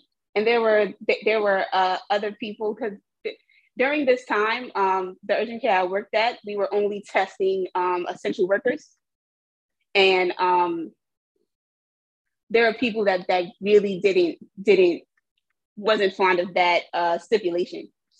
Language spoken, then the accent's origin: English; New York City, New York, United States; I'm from Jamaica, Queens. I currently still reside in Jamaica, Queens.